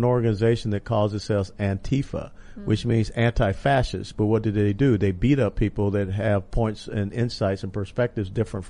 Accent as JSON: {"language": "English", "region": "Texas", "country": "United States", "said": "I'm a Texan and I'm an American."}